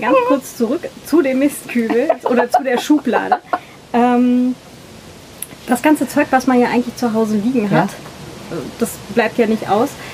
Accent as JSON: {"language": "German", "region": "Northern Germany", "country": "Germany", "moved": "yes", "lives_now": "Vienna, Austria", "said": "Ich komme aus Norddeutschland"}